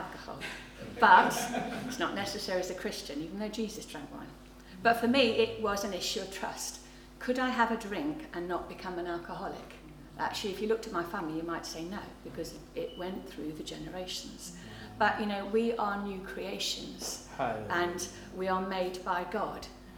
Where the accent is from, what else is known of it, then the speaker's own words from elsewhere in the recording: England, United Kingdom; also born or lived in North London; I'm English